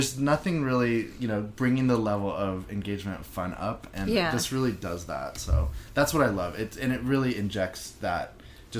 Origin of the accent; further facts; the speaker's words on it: California, United States; growing up in California